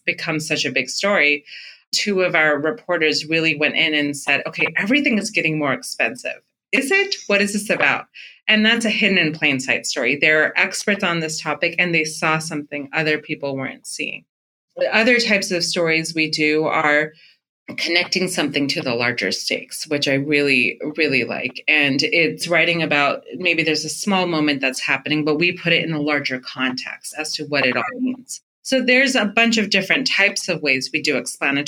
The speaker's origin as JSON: {"language": "English", "town": "Fremont", "region": "California", "country": "United States", "tie": "born or raised there", "said": "the brown community I grew up in Fremont, California."}